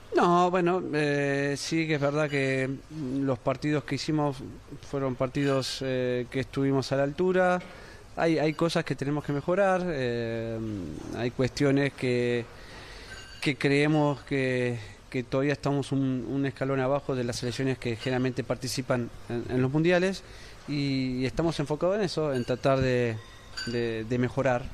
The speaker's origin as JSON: {"language": "Spanish", "country": "Argentina", "said": "como argentino"}